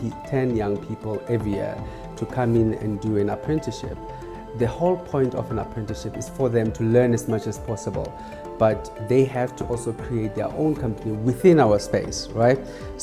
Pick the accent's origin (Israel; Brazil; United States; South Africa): South Africa; I've always said to people, you have to support us, not because we are South African.